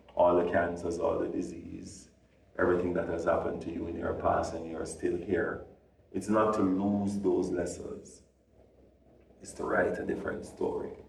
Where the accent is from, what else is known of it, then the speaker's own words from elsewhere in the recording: Jamaica; us being Jamaican